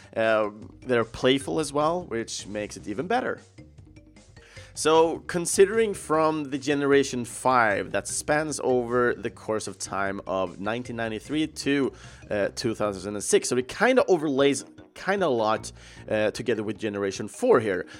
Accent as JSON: {"language": "English", "country": "Sweden", "tie": "born or raised there", "second_language": "English", "said": "young, don't understand that much English, uh, growing up in Sweden"}